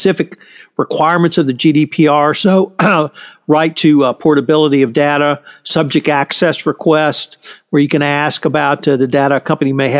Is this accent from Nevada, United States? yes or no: no; Texas, United States; I'm a Texan